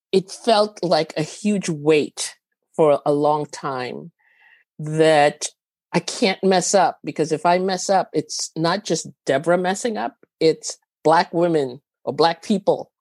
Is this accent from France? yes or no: no; Trinidad & Tobago; moved away; also born or lived in Venezuela; I was actually born in Venezuela. I grew up in Trinidad.